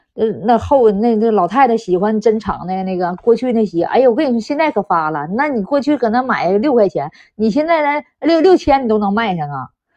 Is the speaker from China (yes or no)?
yes; Northeast China, China; accent: Dongbei (Northeastern) accent, 'dachazi wei'; 你听我这一口大碴子味儿